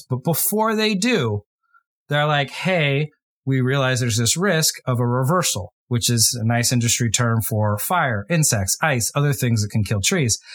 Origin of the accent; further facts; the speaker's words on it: United States; my home country, the U S